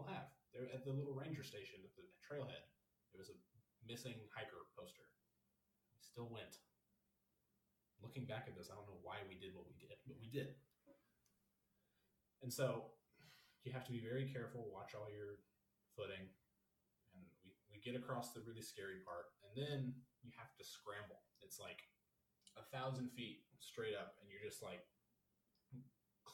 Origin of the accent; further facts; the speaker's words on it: Missouri, United States; we're from Missouri